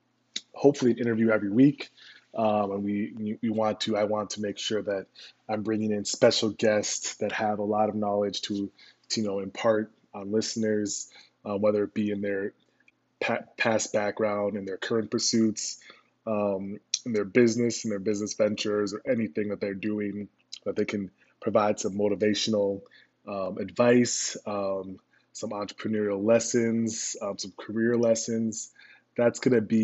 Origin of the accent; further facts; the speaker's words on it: Minnesota, United States; moved away as an adult; also born or lived in Chicago; I'm from Minnesota and, you know, went to business school at the University of Chicago Booth